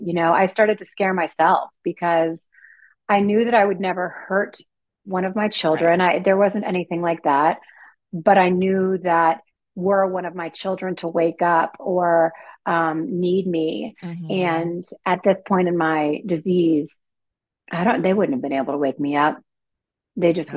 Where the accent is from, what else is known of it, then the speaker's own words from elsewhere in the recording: East Coast, United States; moved away; I'm originally from the East Coast.